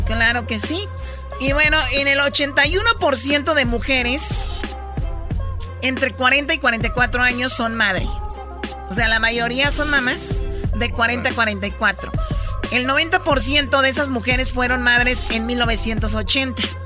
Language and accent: Spanish; Jalisco, Mexico; yo soy de Jalisco